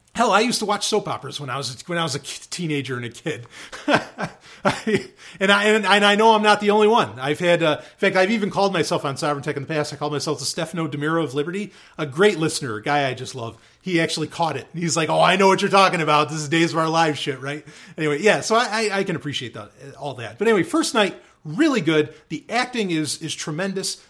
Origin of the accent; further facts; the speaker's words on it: New York City and upstate New York, United States; growing up, I moved back and forth from New York City to upstate New York